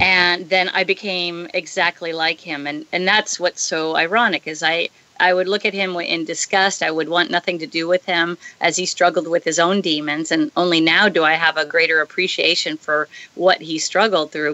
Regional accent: San Diego, California, United States; moved away as an adult; now in Hawaii, United States; growing up in San Diego

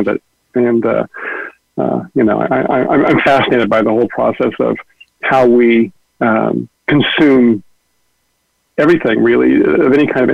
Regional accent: San Francisco Bay Area, California, United States; I'm from the Bay Area, although I've lived all over the world

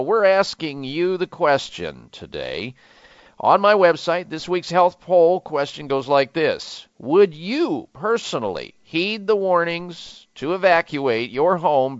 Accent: Midwest, United States; growing up in the Midwest

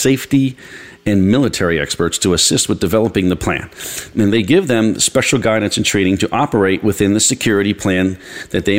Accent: New York, United States; I'm from New York

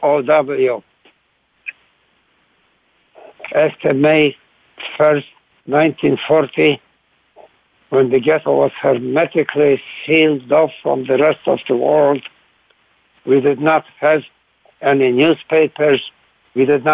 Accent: Łódź, Łódź Voivodeship, Poland; moved away; Lodz, my hometown.

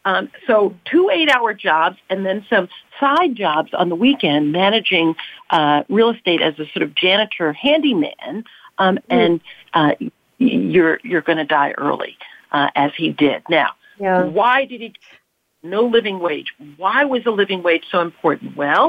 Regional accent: New York City, New York, United States; Believe me, I was very proud of him because I grew up in the South Bronx, remember?

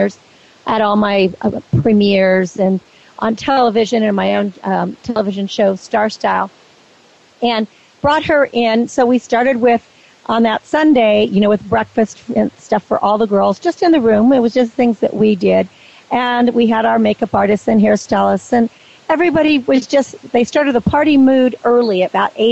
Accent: Napa Valley, California, United States; I grew up in the Napa Valley and my whole family grows grapes and has vineyards

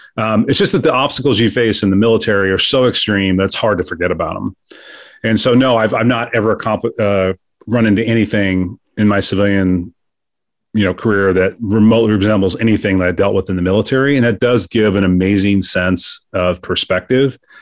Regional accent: Kansas City, Missouri, United States; I was raised in the Midwest, um, in Kansas City, Missouri

